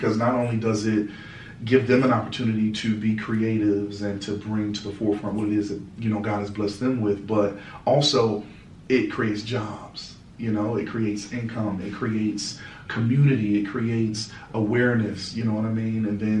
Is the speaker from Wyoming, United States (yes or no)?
no; Cleveland, Ohio, United States; Born and raised.